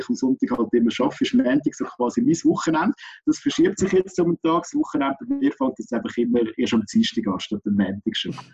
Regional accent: Aargau, Switzerland; Als Aargauer ist das für mich natürlich so das Radio gewesen, das wir immer gelost haben daheim.

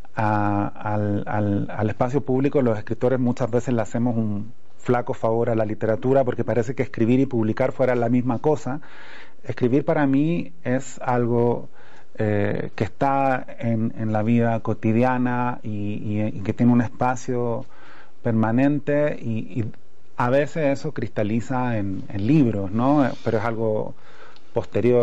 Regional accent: Chile; accent: Chilean; moved away as an adult; now in Mexico; todavía estoy eh, muy achilenado, a pesar de que llevo cuatro años acá

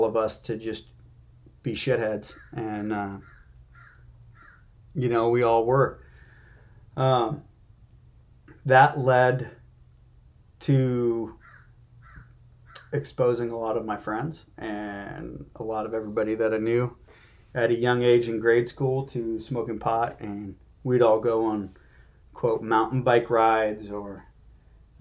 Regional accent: Marin County, California, United States; I grew up in Marin County.

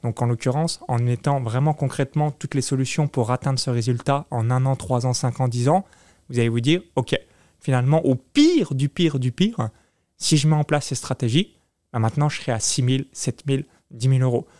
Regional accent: near Chalon-sur-Saône, Bourgogne-Franche-Comté, France; moved away as an adult; now in Tallinn, Estonia; j'ai grandi de 0 à 19 ans dans une ferme agricole à 20 km de Chalon-sur-Saône

